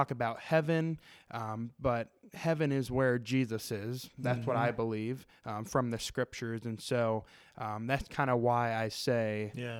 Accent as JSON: {"language": "English", "town": "St. Louis", "region": "Missouri", "country": "United States", "tie": "born or raised there", "said": "So I grew up in St. Louis, Missouri, and went to college."}